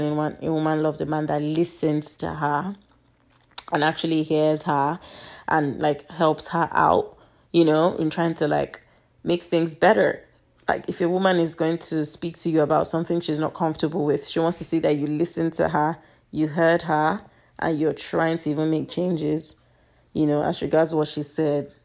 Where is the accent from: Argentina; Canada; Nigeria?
Nigeria; now in United States; I'm Nigerian, but I live in America